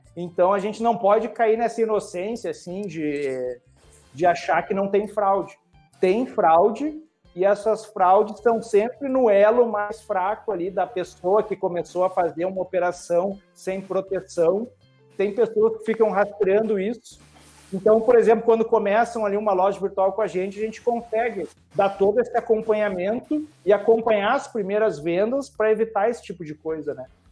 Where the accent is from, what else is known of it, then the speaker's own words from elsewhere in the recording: Rio Grande do Sul, Brazil; eu sou do Rio Grande do Sul